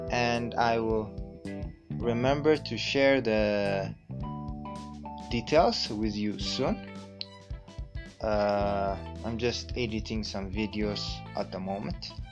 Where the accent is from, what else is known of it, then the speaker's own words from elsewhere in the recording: Ethiopia; English is a second language; the host of this podcast, an Ethiopian and a, an Amharic speaker. English is my second language